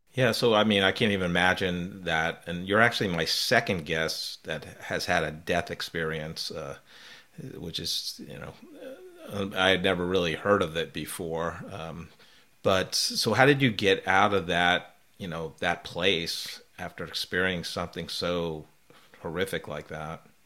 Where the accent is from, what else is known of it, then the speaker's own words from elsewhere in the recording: New York, East Coast, United States; also born or lived in Belmar, New Jersey; I grew up in the East Coast, uh, New York, New Jersey area